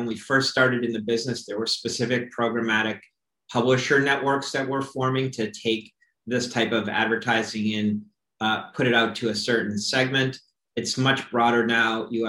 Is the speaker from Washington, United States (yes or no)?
no; Florida, United States; When we look at my home state of Florida, for example, and we see Planet 13 coming into the market